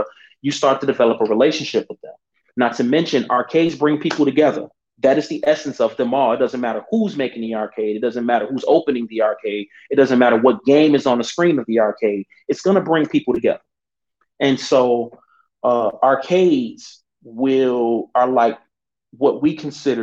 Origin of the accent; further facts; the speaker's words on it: Chicago, Illinois, United States; I'm from Chicago. We are in Chicago.